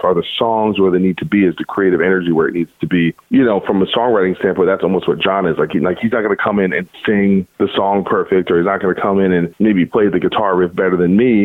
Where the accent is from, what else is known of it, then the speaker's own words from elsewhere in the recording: New Jersey, United States; I'm from New Jersey